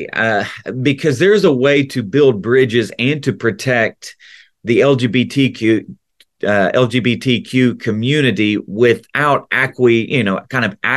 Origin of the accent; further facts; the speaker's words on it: the South, United States; accent: Southern; videos of me growing up you need subtitles because i was even more, you know, accentuated in my Southern accent.